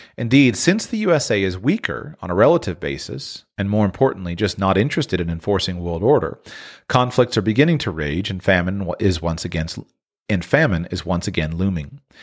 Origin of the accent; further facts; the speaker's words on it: United States; moved away as an adult; my own native country of the United States.